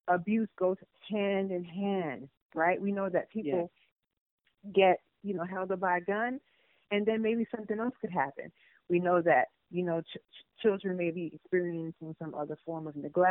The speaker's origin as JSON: {"language": "English", "region": "New York", "country": "United States", "tie": "born or raised there", "also_born_or_lived": "Panama", "said": "I grew up in New York. My family moved us to New York when we came from Panama."}